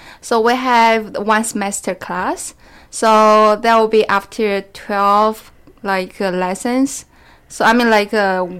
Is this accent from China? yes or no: yes; China; born or raised there; moved away as an adult; now in Saint John, Canada